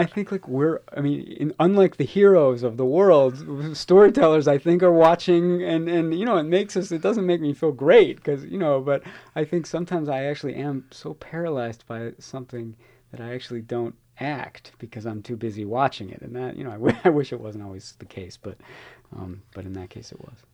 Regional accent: Chicago, Illinois, United States; now in San Francisco, United States; I'm from Chicago

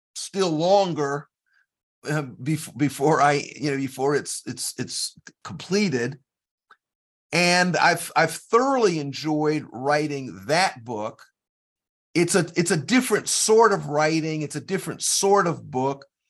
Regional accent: South Carolina, United States; I'm from South Carolina

